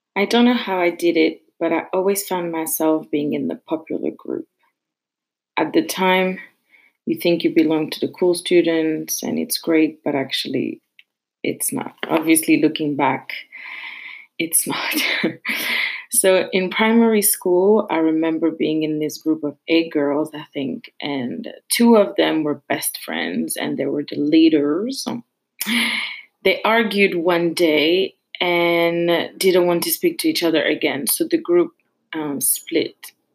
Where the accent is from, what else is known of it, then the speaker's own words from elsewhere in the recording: Paris, Île-de-France, France; I'm from Paris, but I live in the suburb and a very, very small suburb.